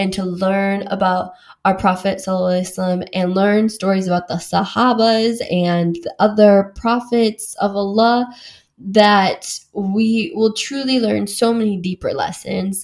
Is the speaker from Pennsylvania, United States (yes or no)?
no; Wisconsin, United States; moved away as an adult; now in London, United Kingdom; I grew up as like a Mexican, like white suburban girl, like in a small town in Wisconsin